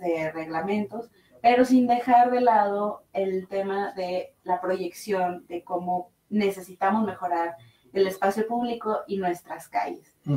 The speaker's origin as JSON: {"language": "Spanish", "town": "Monterrey", "region": "Nuevo León", "country": "Mexico", "moved": "as an adult", "lives_now": "Mexico City, Mexico", "said": "yo soy de Monterrey"}